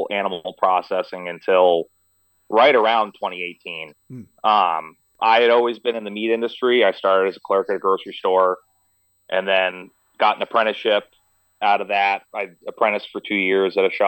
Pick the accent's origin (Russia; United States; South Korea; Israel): United States; Meredith, New Hampshire; also born or lived in Rhode Island; I was raised in Meredith, New Hampshire